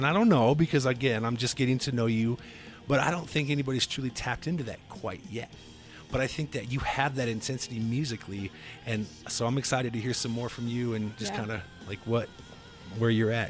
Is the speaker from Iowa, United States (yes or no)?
yes; Cedar Rapids, Iowa, United States; But I'm from Iowa. I'm from Cedar Rapids